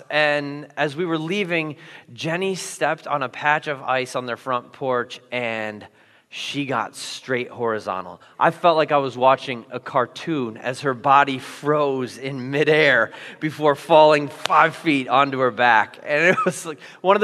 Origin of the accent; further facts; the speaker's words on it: Iowa, United States; moved away as an adult; also born or lived in Minnesota; I grew up in Iowa, where we know ice is slippery